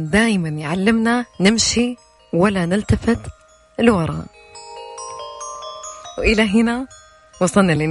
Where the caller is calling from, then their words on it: Jeddah, Makkah Province, Saudi Arabia; من جدة